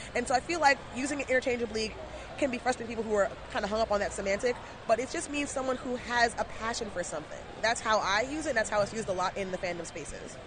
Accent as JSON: {"language": "English", "country": "Jamaica", "said": "I'm Jamaican and gotta have ten jobs"}